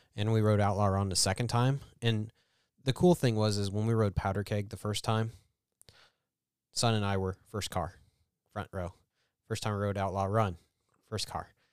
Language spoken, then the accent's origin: English; Columbia, Missouri, United States; It's central Missouri